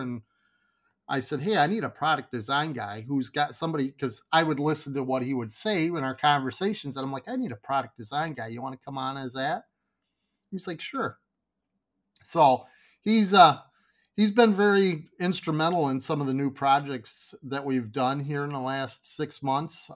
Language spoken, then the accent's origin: English; Grand Rapids, Michigan, United States; now in Kalamazoo, United States; I grew up in Grand Rapids, which was Southwest